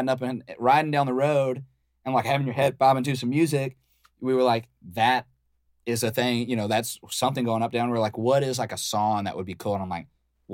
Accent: Baton Rouge, Louisiana, United States; I'm from Baton Rouge

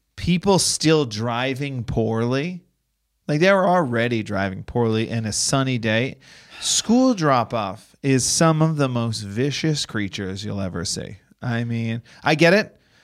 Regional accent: Boston, Massachusetts, United States; now in Los Angeles, United States; I'm from Boston.

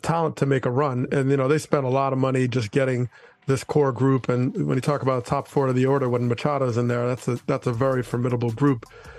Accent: New Jersey, United States; Growing up in New Jersey, saw a lot of Yankees-Dodgers postseason in the 70s

